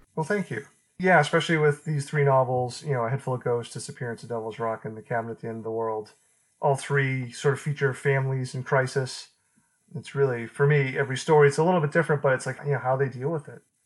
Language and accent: English; Beverly, Massachusetts, United States; I grew up in the 80s and where I grew up in Beverly